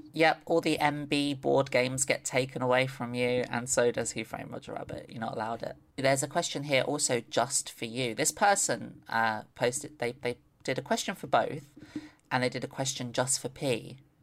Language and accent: English; London, United Kingdom; I grew up in London